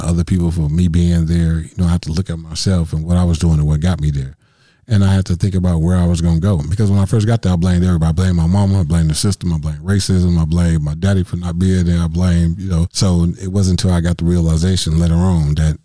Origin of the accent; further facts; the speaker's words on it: Milwaukee, Wisconsin, United States; I grew up in Milwaukee, you know, the main streets of Milwaukee